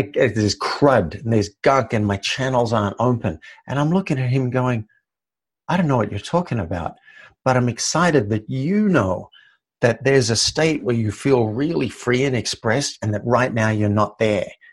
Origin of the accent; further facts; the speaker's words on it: Australia; I grew up in Australia